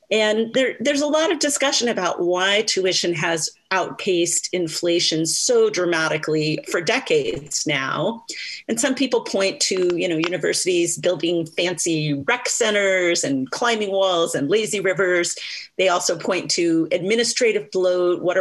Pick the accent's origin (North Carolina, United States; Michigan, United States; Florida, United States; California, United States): Michigan, United States; That's true in my home state